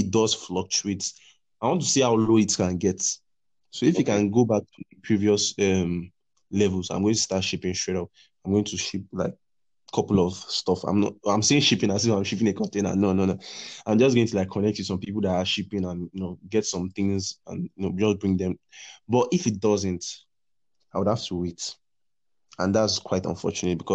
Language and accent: English; Nigeria; accent: Nigerian; I'm a Nigerian from my accent and everything